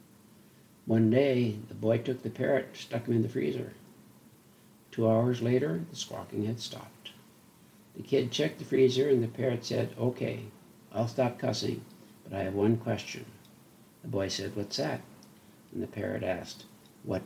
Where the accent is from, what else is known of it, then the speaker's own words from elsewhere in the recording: North Dakota, United States; I grew up in North Dakota